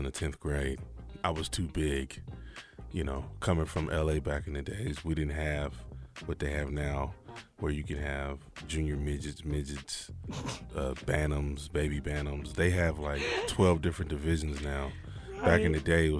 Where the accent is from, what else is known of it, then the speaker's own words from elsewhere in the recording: Los Angeles, California, United States; I'm from Pacoima. I'm not from South Central.